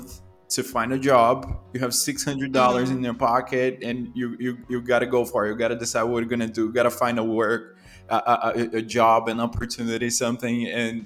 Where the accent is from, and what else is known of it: São Paulo, Brazil; born or raised there; accent: Brazilian; English is a second language; moved away as an adult; also born or lived in Toronto, Canada